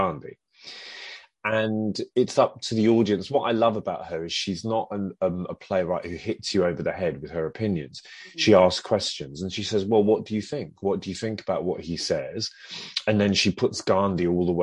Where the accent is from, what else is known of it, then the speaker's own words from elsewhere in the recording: London, United Kingdom; I'm an Indian heritage actor from London. My parents came over from Chennai in the 60s, and I was born in London in the late 60s